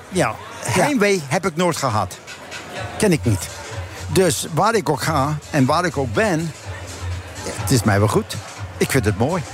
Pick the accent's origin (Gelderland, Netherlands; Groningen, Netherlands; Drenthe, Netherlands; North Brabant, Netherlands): Drenthe, Netherlands; now in United States; ik kom van Drenthe